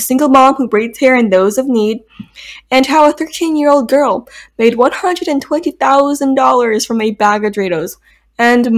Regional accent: Texas, United States; I am from Texas

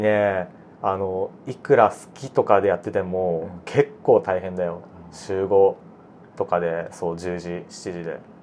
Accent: Hiroshima, Japan; now in Tokyo, Japan; 広島なんですよ

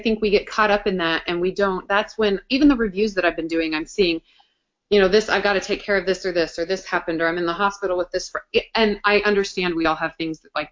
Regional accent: the western slope of Colorado, United States; now in Kansas City, United States; I'm in Kansas City, for those of you that know, but I'm from Colorado, the western slope of Colorado

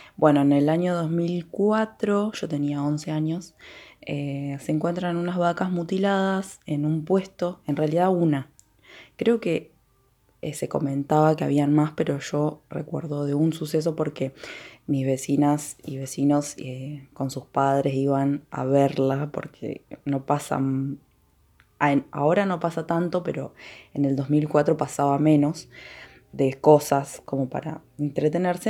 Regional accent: Villa El Chocón, Neuquén, Argentina; el lugar donde yo nací y viví durante toda mi vida, eh, que es Villa El Chocón

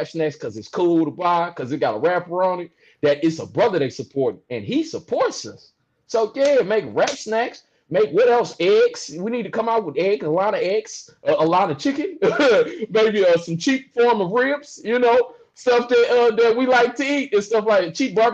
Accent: St. Louis, Missouri, United States; moved away as an adult; now in Illinois, United States; I'm from St. Louis, born and raised, Midwest

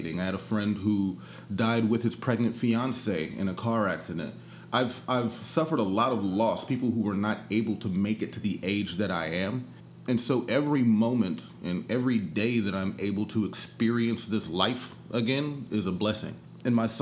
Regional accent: San Antonio, Texas, United States; I grew up in San Antonio in the early 90s, and it was rough down there too.

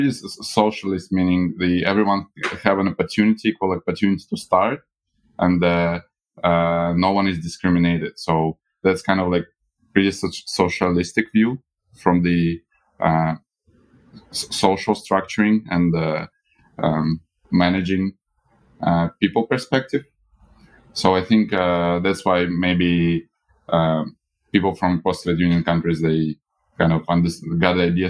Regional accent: Russia; now in Hong Kong; But I came from when I came from Russia, where we already have all this like mobile banking.

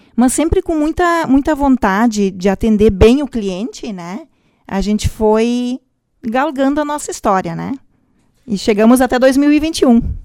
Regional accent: Vale do Taquari, Rio Grande do Sul, Brazil; also born or lived in Venâncio Aires; Nós somos do Vale do Taquari

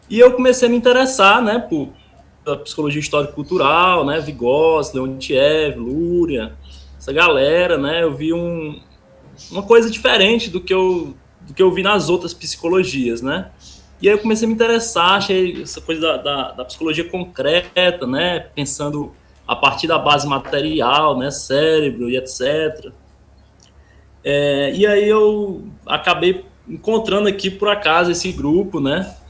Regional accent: Iracema, Ceará, Brazil; eu sou aqui do Ceará, no interior do Ceará, não sei nem onde é que vocês são. É, eu moro numa cidade chamada Iracema

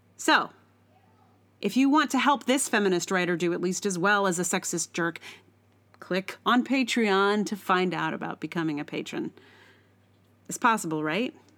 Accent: the South, United States; I'm from the South

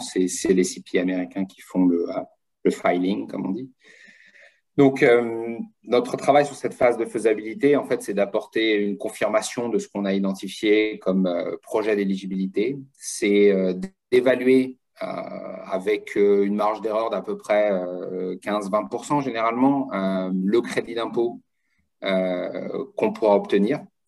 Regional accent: France; moved away as an adult; now in United States; je suis français d'origine hein, et je suis parti aux États-Unis, ça fait maintenant 17 euh, ans

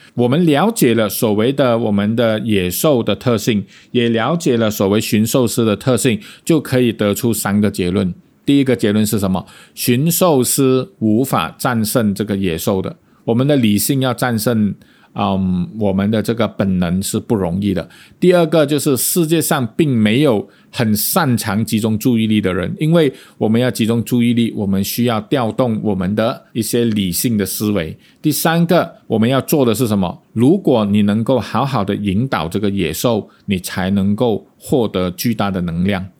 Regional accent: Malaysia; accent: Malaysian; 我们马来西亚人

